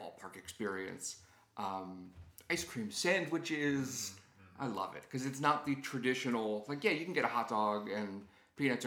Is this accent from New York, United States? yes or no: yes; Long Island, New York, United States; moved away; I grew up on Long Island